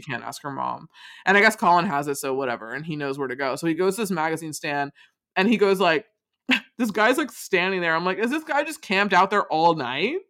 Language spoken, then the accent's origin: English; Rochester, United States; where I grew up in Rochester